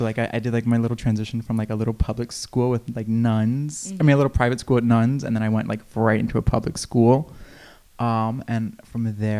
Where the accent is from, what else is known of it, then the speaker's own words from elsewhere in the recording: Long Branch, New Jersey, United States; I'm from Long Branch, New Jersey, born and raised.